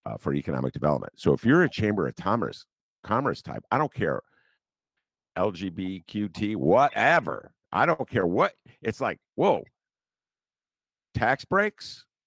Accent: Evanston, Illinois, United States; I'm from Evanston

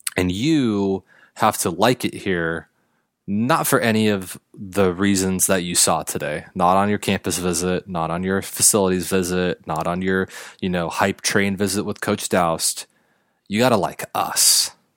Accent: Los Angeles County, California, United States; to be an Angels fan growing up in Los Angeles County

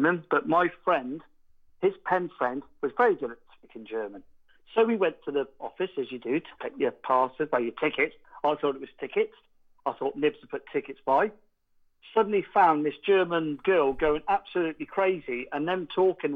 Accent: near Woodstock, Oxfordshire, South East England, United Kingdom; I am from near Woodstock in Oxfordshire.

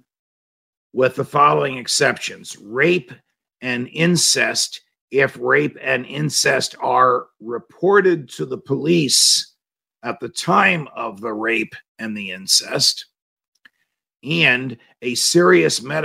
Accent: New Jersey, United States; I was born in New Jersey. I was raised in New Jersey

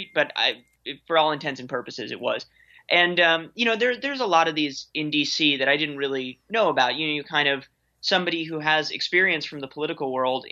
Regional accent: New York City, New York, United States; moved away as an adult; also born or lived in Washington, D.C.; I grew up in New York City

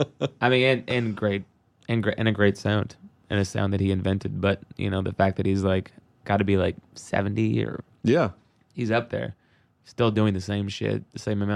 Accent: Seattle, Washington, United States; Obviously, Seattle grunge, growing up in Seattle, I mean, in the 90s, it was the mecca of grunge.

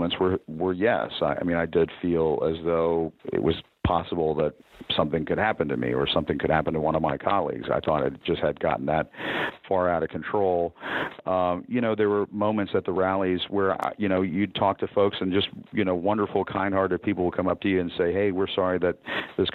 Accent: United States; I grew up in this country. I'm an American

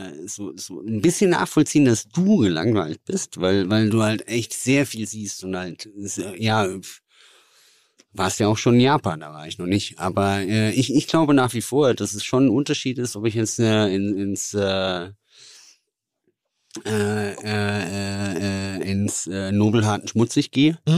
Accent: Southern Germany, Germany; also als Süddeutscher, wenn, wenn du nach Hamburg kommst, äh, möchtest du Fisch essen?

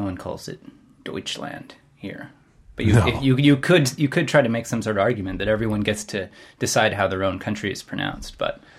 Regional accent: Canada; Yes, I will admit, I am in Canada. I'm Canadian.

